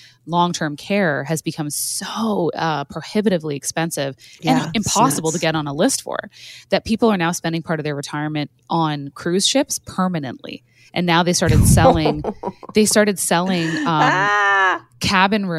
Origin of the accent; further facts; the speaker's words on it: Canada; I'm Canadian